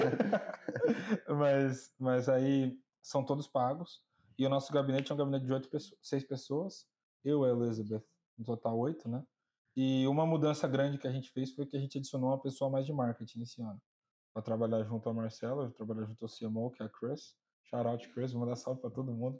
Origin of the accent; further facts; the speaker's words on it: Brazil; now in United States; de onde eu venho, no Brasil em geral